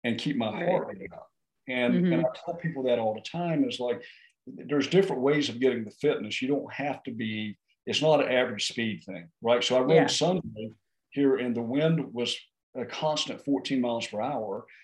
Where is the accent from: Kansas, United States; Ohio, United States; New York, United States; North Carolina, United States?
North Carolina, United States; we're from North Carolina at 500 feet elevation.